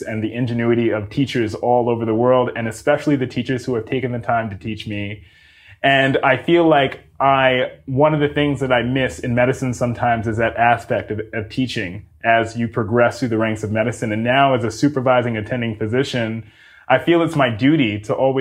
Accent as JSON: {"language": "English", "town": "Mount Vernon", "region": "New York", "country": "United States", "tie": "born or raised there", "moved": "as an adult", "lives_now": "California, United States", "said": "I grew up in New York City. That is my hometown"}